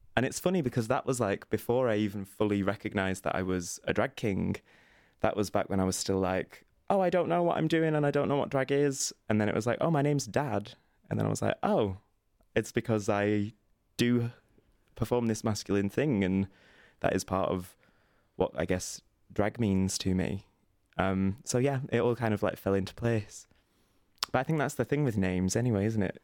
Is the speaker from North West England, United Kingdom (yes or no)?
yes; Burnley, North West England, United Kingdom; moved away; I'm originally from a little town called Burnley, which is in the north of England